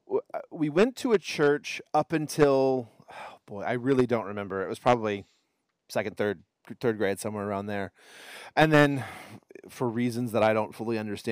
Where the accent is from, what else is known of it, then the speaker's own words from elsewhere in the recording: Houston, Texas, United States; I grew up in Houston. I spent until I graduated from high school. I lived in Houston.